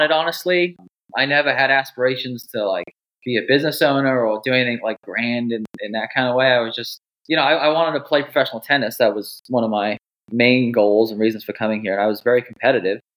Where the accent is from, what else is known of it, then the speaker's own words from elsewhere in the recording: Wales, United Kingdom; now in United States; Originally from Wales.